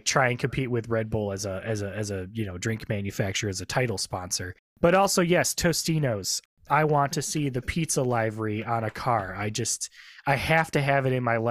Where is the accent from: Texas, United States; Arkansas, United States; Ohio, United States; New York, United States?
Ohio, United States; I'm like American and I'm from Ohio